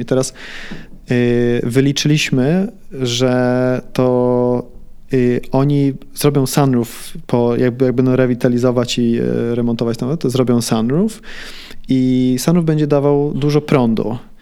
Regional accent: Sweden; moved away as an adult; also born or lived in Warsaw, Poland; now in Poland; Miałem rok, jak z Warszawy się wyprowadziliśmy do Szwecji. Ja całe życie dorastałem w Szwecji

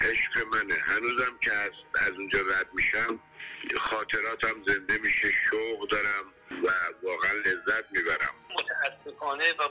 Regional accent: Tehran, Tehran Province, Iran; من بچه گمرک بودم

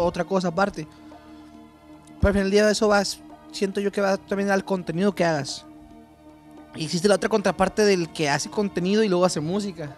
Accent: Chihuahua, Mexico; also born or lived in Tijuana; Los burritos son de donde yo soy, de Chihuahua. Son de Juárez, de Villahumada.

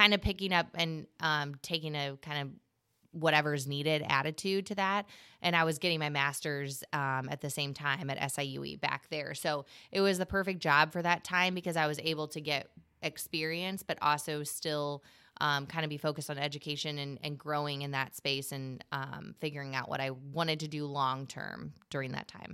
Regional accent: Gillespie, Illinois, United States; I'm from Gillespie, Illinois.

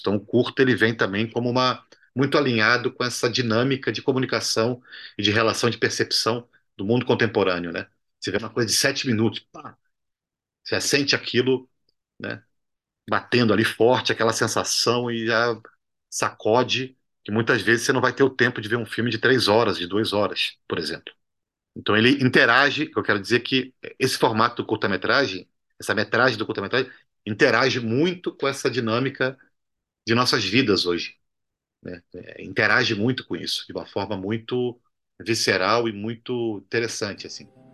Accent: Brazil; also born or lived in Cuba; como latino-americano e como brasileiro

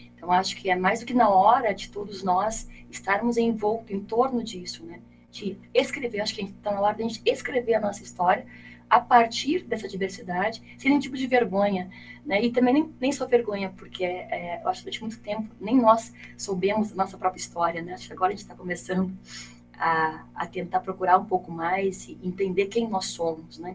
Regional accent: Brazil; nós, enquanto brasileiros

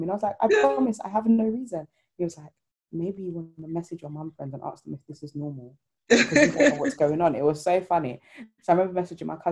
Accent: Ghana; I'm Ghanaian

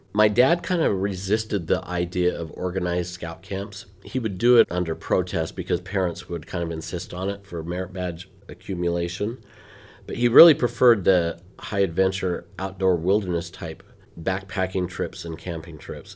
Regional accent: Ogden, Utah, United States; moved away; I was, uh, born and raised most of the time in Ogden, Utah

